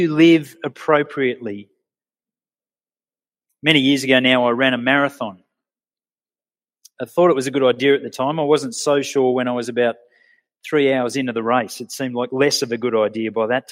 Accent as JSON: {"language": "English", "town": "Sydney", "region": "New South Wales", "country": "Australia", "tie": "born or raised there", "moved": "as an adult", "lives_now": "Orange, Australia", "said": "I grew up in Sydney in the 70s and 80s"}